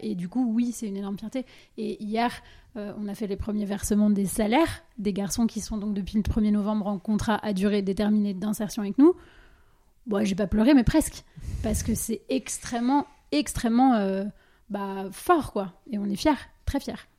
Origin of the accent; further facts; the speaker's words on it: Dijon, Bourgogne-Franche-Comté, France; also born or lived in Asia; moi je viens de Dijon